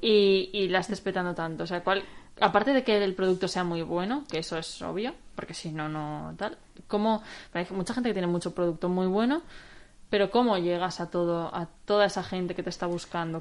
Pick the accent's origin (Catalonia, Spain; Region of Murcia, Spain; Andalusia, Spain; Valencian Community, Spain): Valencian Community, Spain; Valencia; los que somos de Valencia cuesta vivir fuera